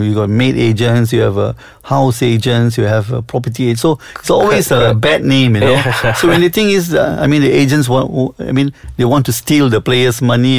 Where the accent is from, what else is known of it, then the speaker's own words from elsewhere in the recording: Selangor, Malaysia; I was born in Selangor